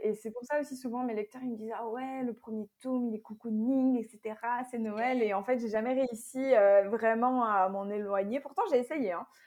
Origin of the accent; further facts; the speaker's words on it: Belgium; je viens de Belgique et j'habite toujours en Belgique.